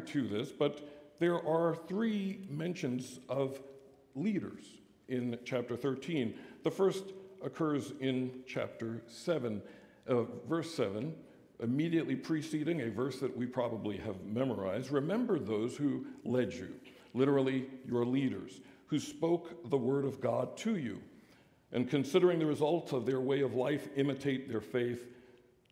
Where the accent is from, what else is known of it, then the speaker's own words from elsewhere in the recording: United States; we're American sinners